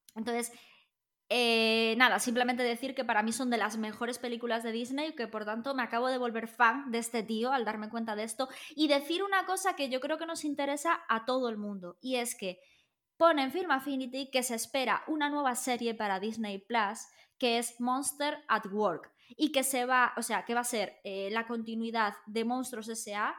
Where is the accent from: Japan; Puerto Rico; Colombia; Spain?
Spain; Galicia; nosotros somos gallegos